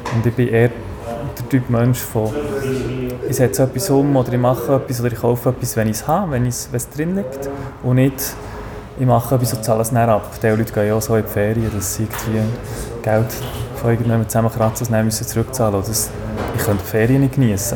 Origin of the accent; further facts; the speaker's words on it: Niederscherli, Bern, Switzerland; ich bin in Niederscherli aufgewachsen